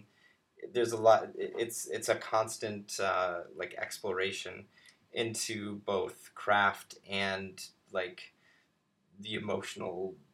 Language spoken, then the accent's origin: English; Ohio, United States; We do that so much in Ohio.